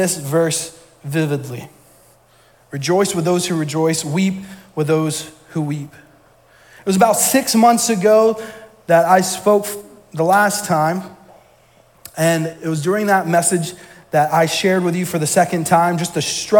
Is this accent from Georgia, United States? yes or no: yes; Georgia, United States; moved away as an adult; now in Maine, United States; I'm from Georgia. For those that don't know, all my family's still down there.